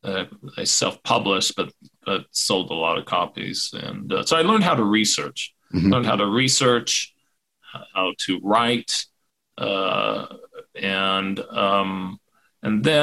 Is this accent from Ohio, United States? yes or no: no; Federal Way, Washington, United States; moved away; I grew up in Washington